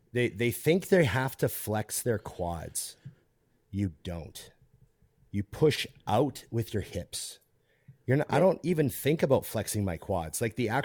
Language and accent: English; Canada; as a Canadian